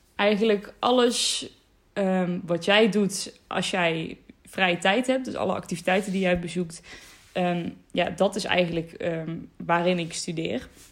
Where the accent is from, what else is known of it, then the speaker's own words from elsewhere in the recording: North Brabant, Netherlands; 19 jaar en ik kom uit Noord-Brabant